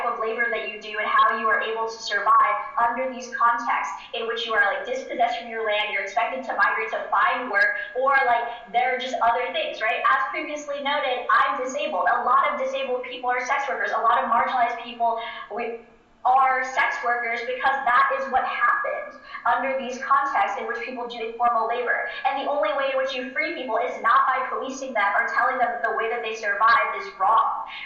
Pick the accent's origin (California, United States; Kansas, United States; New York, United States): New York, United States; New York City; my home state of New York City